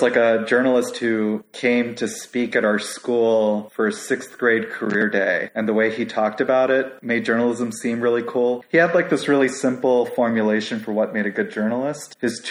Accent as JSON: {"language": "English", "town": "Chicago", "region": "Illinois", "country": "United States", "tie": "born or raised there", "also_born_or_lived": "Skokie, Illinois", "moved": "as an adult", "lives_now": "Houston, United States", "said": "I was born in Chicago and went to elementary school in the city. And then my family moved to the suburb around the time I started high school."}